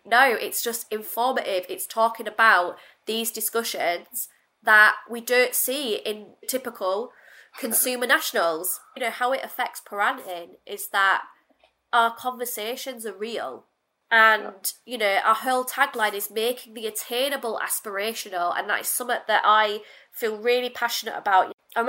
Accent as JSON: {"language": "English", "town": "Hull", "region": "Yorkshire and the Humber", "country": "United Kingdom", "accent": "Northern", "said": "I became very resentful of the fact that I was Northern because it just became a bit of a joke. You know, and I'm from Hull"}